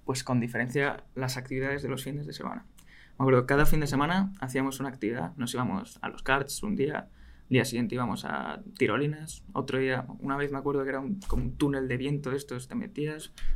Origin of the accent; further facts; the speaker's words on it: Madrid, Community of Madrid, Spain; soy de aquí, de Madrid soy de Madrid, vivo en Madrid toda mi vida